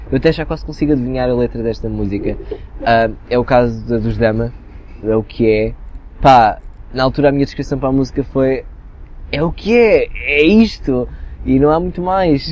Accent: Portugal; also born or lived in Abrantes; now in Lisbon, Portugal; eu venho do interior de um conselho muito pequeno

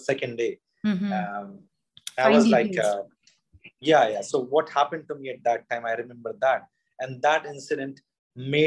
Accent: Madhya Pradesh, India; also born or lived in Sironj; I'm from Madhya Pradesh, you know, center of India

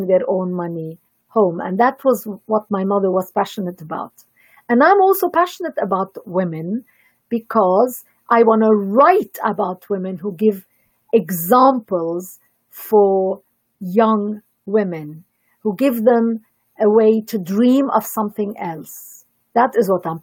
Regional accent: Lebanon; I come from Lebanon

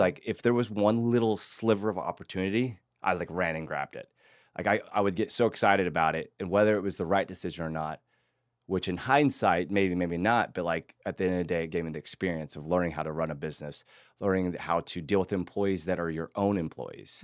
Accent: Hays, Kansas, United States; moved away as an adult; now in Austin, United States; I grew up in Kansas, like you were saying, a small town, and I was a big fish in a small town, which I loved. Actually, it was Hays, Kansas

